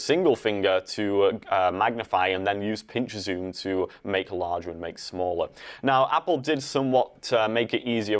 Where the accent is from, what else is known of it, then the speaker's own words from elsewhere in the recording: Ossett, Yorkshire and the Humber, United Kingdom; moved away; I am from Yorkshire is the county, and the town is called Ossett.